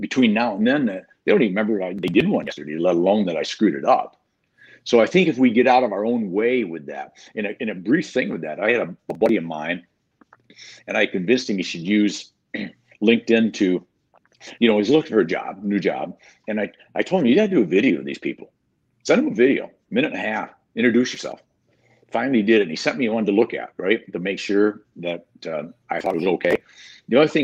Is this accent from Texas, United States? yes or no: no; Michigan, United States; accent: mid-Michigan farmer boy, hillbilly; now in Florida, United States; growing up in Michigan, closer to Canada and closer to the UP sometimes